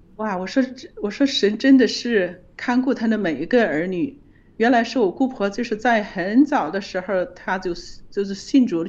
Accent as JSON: {"language": "Chinese", "country": "China", "said": "我们中国人"}